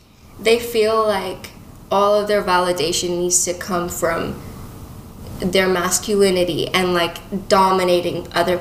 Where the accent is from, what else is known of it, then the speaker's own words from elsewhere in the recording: Dubai, United Arab Emirates; also born or lived in United Kingdom; now in Toronto, Canada; growing up in Dubai